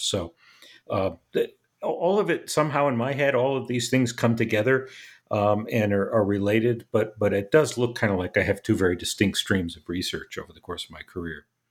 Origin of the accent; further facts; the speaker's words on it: United States; as an American